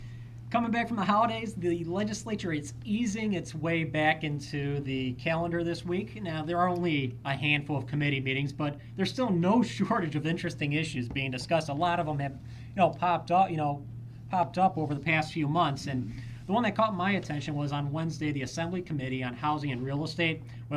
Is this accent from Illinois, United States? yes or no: yes; Illinois, United States; I come from New York or, Illinois.